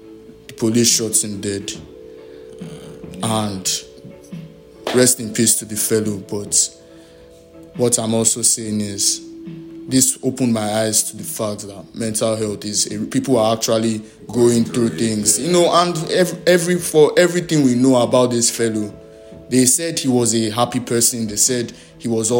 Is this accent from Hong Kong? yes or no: no; Nigeria; being a Nigerian and being a male